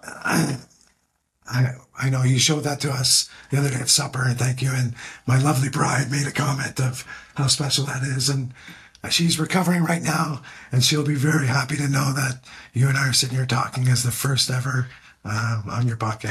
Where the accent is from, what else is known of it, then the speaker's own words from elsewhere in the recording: Canada; also born or lived in Ottawa, Canada; I'm Canadian